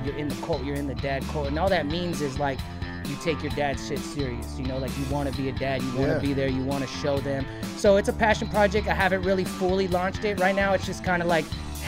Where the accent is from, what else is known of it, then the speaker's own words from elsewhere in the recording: Anaheim, California, United States; also born or lived in Long Beach, California; we came to Anaheim, and I've been in all over Orange County since then